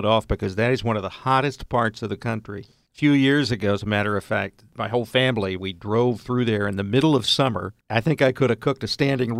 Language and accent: English; Texas, United States; growing up in Texas